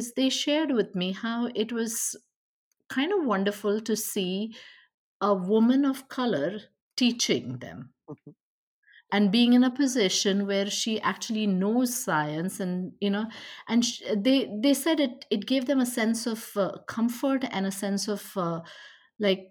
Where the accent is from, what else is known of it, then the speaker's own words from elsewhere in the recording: India; also born or lived in Westborough, Massachusetts, United States; now in Portland, United States; I'm from India